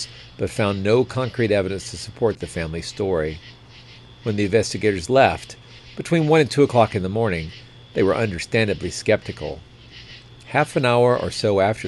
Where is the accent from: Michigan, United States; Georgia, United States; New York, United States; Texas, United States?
Georgia, United States; Cartersville; I'm from Cartersville, Georgia.